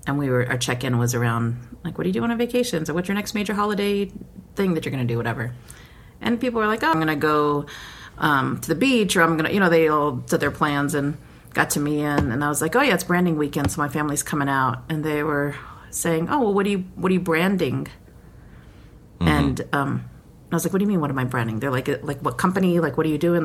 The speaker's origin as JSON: {"language": "English", "region": "New Mexico", "country": "United States", "said": "everybody knows I'm from New Mexico."}